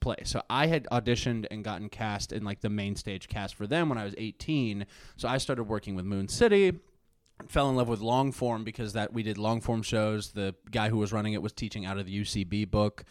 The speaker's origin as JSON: {"language": "English", "town": "Springfield", "region": "Missouri", "country": "United States", "tie": "born or raised there", "also_born_or_lived": "Chicago", "moved": "as an adult", "said": "my hometown in Spring, in, like, the Springfield, Missouri area"}